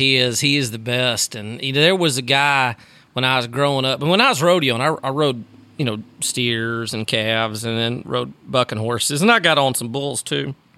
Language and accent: English; Sugar Land, Texas, United States; I grew up in Sugarland, Texas, outside of Houston